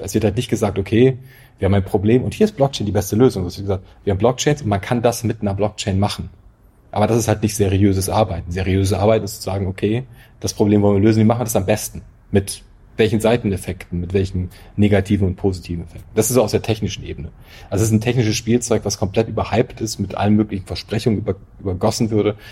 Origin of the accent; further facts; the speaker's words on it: North German Plain, Northern Germany, Germany; ich bin halt auf dem Land aufgewachsen, irgendwo in, in der norddeutschen Tiefebene, wo es mehr Kühe als Menschen gibt